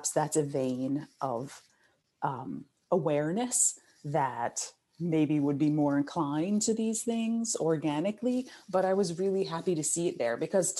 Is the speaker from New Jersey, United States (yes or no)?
yes; New Jersey, United States; I grew up in New Jersey, and I was also living down the shore at Hurricane Sandy